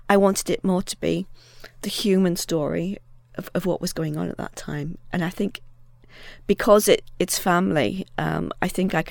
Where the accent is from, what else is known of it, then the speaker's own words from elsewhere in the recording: Seaham, North East England, United Kingdom; I'm a writer from Siam in County Durham